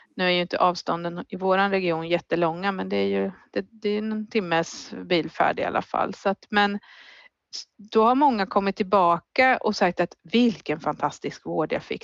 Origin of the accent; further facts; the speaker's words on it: Finspång, Östergötland, Sweden; Jag är född på BB där